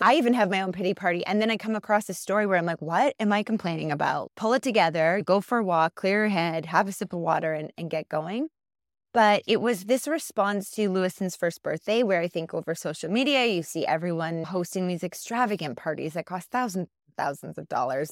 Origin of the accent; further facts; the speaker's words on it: just outside of Winnipeg, Manitoba, Canada; moved away as an adult; now in Calgary, Canada; I was born and raised just outside of Winnipeg